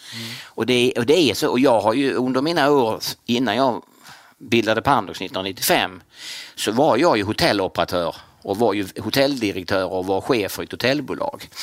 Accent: Kristianstad, Skåne, Sweden; jag är från Kristianstad, född och mm. uppvuxen i Kristianstad

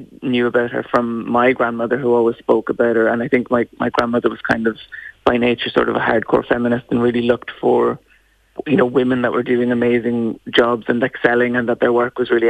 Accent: Ulster, Ireland; because we're from Art Cavan and the countryside, so I'm very sort of into sustainability

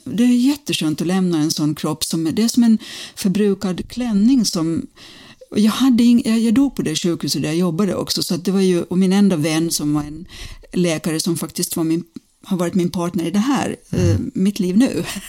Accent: Finland; moved away; also born or lived in United States; jag är från Finland från början

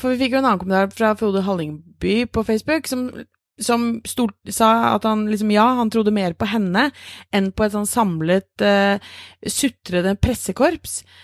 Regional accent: Norway; vi er nordmenn

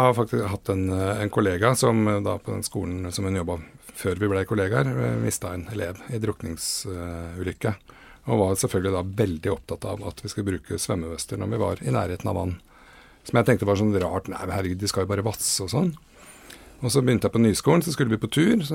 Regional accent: Åsgårdstrand, Vestfold, Norway; Nå kom vi fra Åsgårdstranda, så vi trengte jo bare løpe ned til stranda

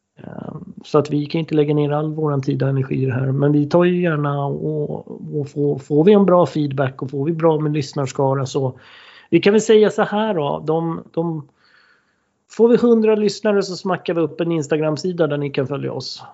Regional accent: Stockholm, Stockholm County, Sweden; vi är ju båda från Stockholm och, eh, vi är ju uppvuxna i förorten Högdalen.

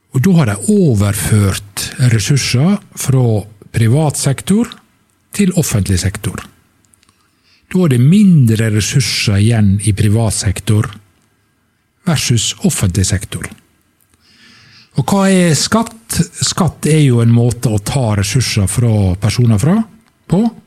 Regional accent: Sunnmøre, Møre og Romsdal, Norway; møbelfabrikkene hjemme på Sunnmøre

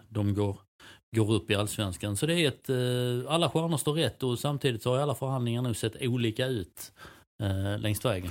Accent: Helsingborg, Skåne, Sweden; det kan jag tycka som helsingborgare

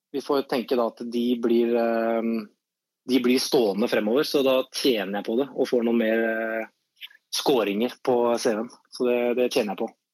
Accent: Skien, Telemark, Norway; now in Oslo, Norway; der jeg kommer fra i Skien

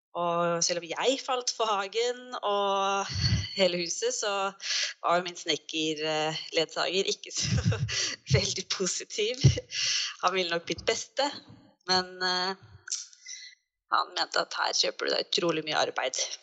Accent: Fredrikstad, Østfold, Norway; moved away; also born or lived in Oslo; vi er jo begge fra Fredrikstad

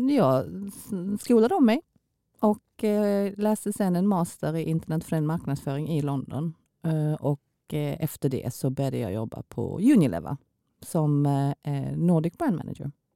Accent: Kristianstad, Skåne, Sweden; moved away as an adult; also born or lived in South Korea / Stockholm / Helsingborg; now in Malmö, Sweden; jag kommer ju då från Kristianstad och min man kommer ifrån Blekinge.

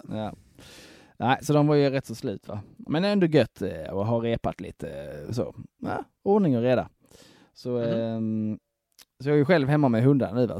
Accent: Broby, Skåne, Sweden; jag är från Broby

